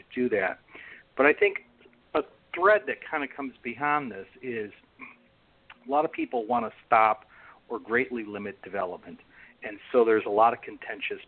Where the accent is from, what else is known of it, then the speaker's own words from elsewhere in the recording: Chicago, Illinois, United States; now in Bainbridge Island, United States; I come from Chicago